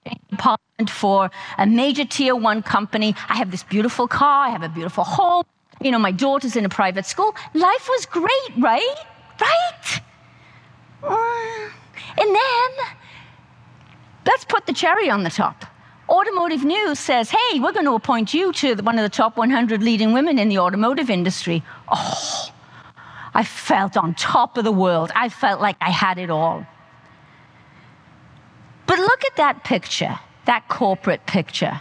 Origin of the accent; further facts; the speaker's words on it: South Wales, United Kingdom; I grew up on a small farm in South Wales.